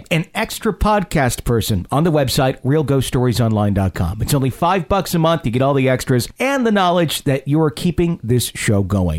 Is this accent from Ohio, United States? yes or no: yes; Ohio, United States; Backstory on me, I'm from Ohio, and I come from a family that is very big into the paranormal.